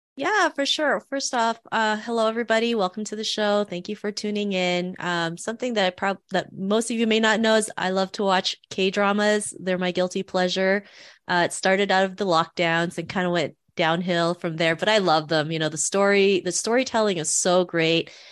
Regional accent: Toronto, Ontario, Canada; also born or lived in Philippines; growing up in Toronto in the nineties, I never saw anybody that looked like me

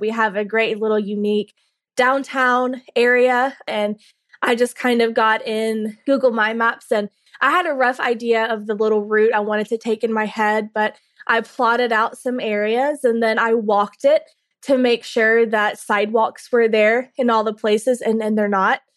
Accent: Carrollton, Georgia, United States; I'm from Carrollton, Georgia. I grew up in Carrollton, forty miles west of Atlanta

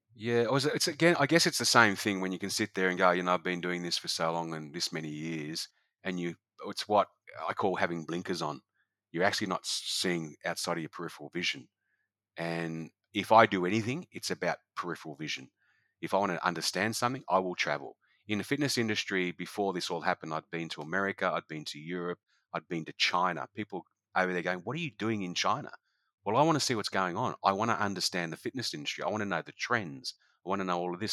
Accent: Noosa, Queensland, Australia; It's my hometown

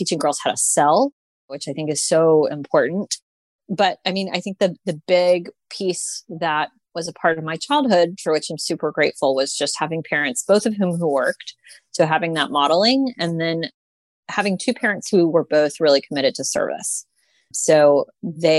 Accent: Houston, Texas, United States; I was born and raised in Houston, Texas

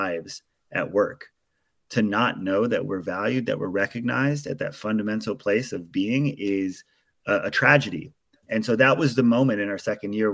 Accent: Maui, Hawaii, United States; I come from in Maui, Hawaii, which is where I was born and raised

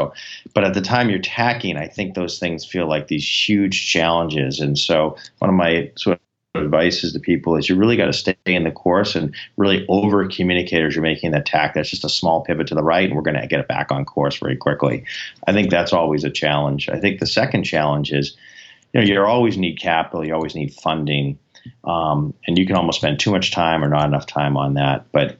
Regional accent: New England, United States; I mean, obviously, we are from New England, and a lot of us are Patriots fans

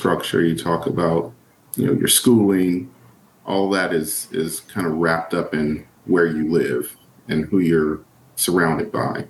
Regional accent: Los Angeles, California, United States; I grew up in Los Angeles, California, South Central LA, surrounded by nothing but family.

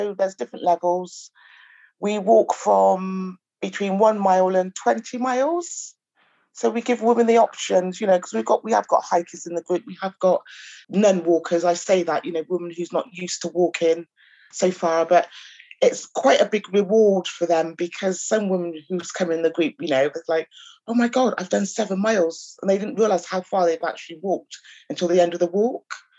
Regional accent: Chippenham, South West England, United Kingdom; now in Bristol, United Kingdom; I grew up in Chippenham, so it was like a little tiny, tiny small town between Bath and Swindon in the countryside.

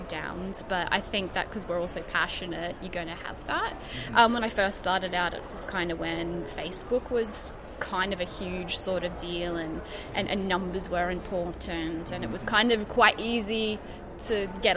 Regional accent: Gold Coast, Queensland, Australia; I am from the Gold Coast in sunny Queensland.

